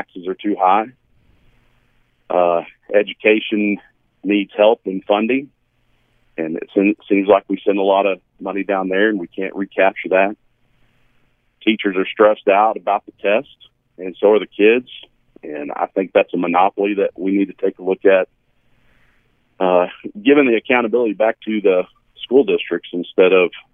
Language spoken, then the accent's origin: English; Canyon, Texas, United States; now in Perryton, United States; Grew up in Canyon, Texas.